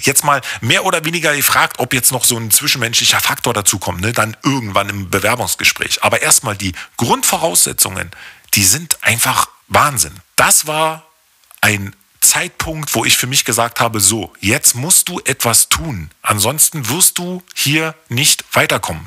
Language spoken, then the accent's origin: German; Berlin, Germany; Ich bin im Februar 1980 in der DDR geboren worden und das in einem der wirklich schönsten, 21 Stocker den Hohenschönhausen zu bieten hatte, aufgewachsen.